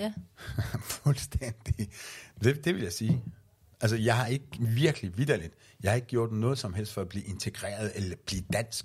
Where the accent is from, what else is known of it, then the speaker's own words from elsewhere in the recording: Iran; Danish is a second language; now in Denmark; da jeg flygtede fra Iran